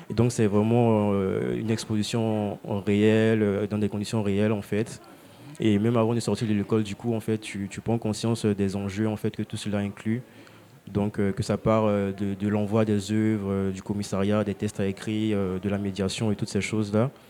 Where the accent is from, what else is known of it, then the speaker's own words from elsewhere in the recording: Côte d’Ivoire; je suis originaire de Côte d'Ivoire.